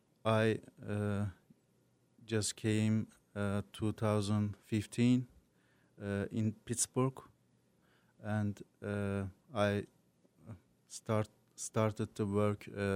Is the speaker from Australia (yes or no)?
no; Turkey; English is a second language; moved away as an adult; now in Agawam, United States; I am from Turkey. I have been 8 years in the United States. I am living in Agawam right now